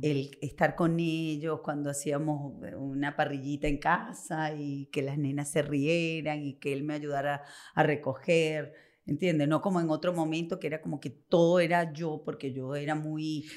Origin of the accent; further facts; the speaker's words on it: Venezuela; now in Argentina; mi país, a Venezuela